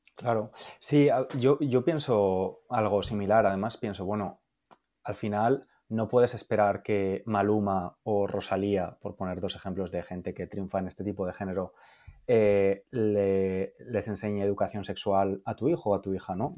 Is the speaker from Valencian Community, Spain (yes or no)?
yes; Valencia, Valencian Community, Spain; yo soy de Valencia